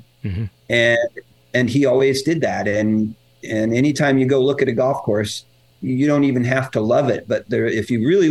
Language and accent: English; Denver, Colorado, United States; also born or lived in McCook, Nebraska; I grew up in Denver